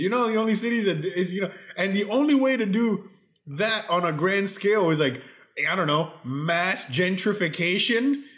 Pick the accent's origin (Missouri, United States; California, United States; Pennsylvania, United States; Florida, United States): Florida, United States; Miami; moved away as an adult; now in Texas, United States; born and raised in Miami my whole life